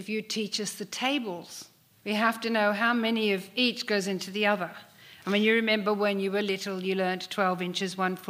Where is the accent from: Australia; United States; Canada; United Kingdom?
Australia; Speaking as an Australian